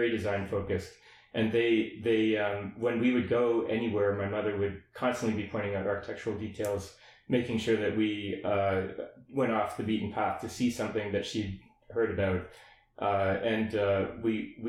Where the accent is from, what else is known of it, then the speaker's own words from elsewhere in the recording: Windsor, Ontario, Canada; moved away as an adult; also born or lived in Toronto / London, United Kingdom; so I was born in Toronto, grew up in Windsor